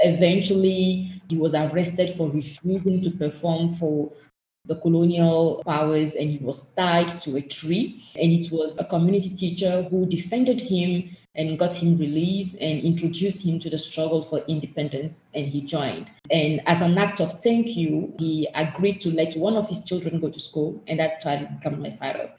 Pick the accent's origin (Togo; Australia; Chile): Togo; the country where I was born and raised in, which passport I hold, is Togo.